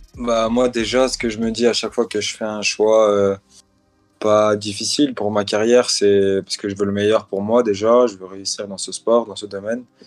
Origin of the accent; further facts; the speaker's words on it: France; Je suis un Algérien qui est né en France, mais je représente la France maintenant